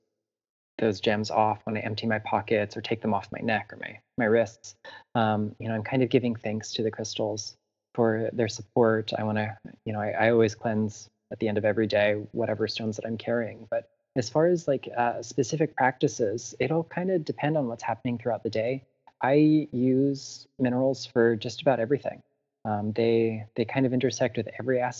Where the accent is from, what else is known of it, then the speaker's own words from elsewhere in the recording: South Florida, United States; in my hometown in South Florida, I live very close to the intracoastal